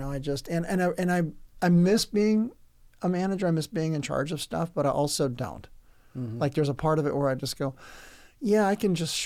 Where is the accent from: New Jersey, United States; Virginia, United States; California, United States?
California, United States; Oceanside; I grew up in most of my good years in Oceanside, California, and that's just south of Camp Pendleton